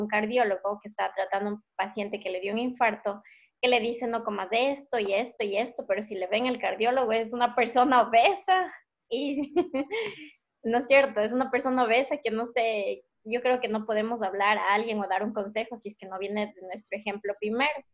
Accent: Ecuador; moved away; estaba acostumbrada a comer en Ecuador mm, frutas, verduras, lo más fresco posible

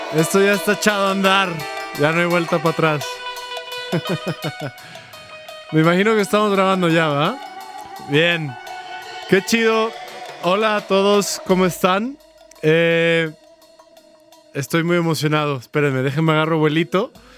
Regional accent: Guadalajara, Jalisco, Mexico; soy mexicano, como ustedes saben. Eh, nací aquí en Guadalajara

